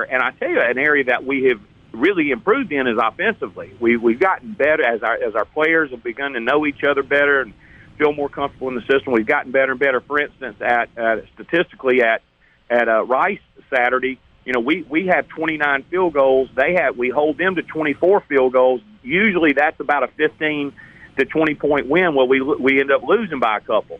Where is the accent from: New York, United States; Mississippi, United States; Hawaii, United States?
Mississippi, United States; Hattiesburg; I'm from Hattiesburg and grew up in a Southern Miss fan